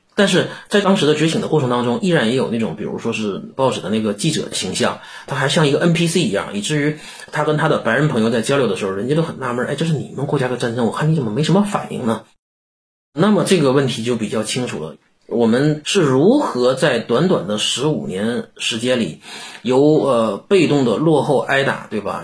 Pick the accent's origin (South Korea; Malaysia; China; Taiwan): China; 让我们中国人民真真正正地站了起来